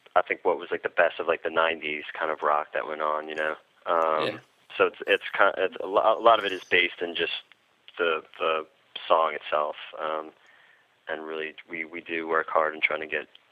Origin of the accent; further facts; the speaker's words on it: New York City, New York, United States; growing up in New York City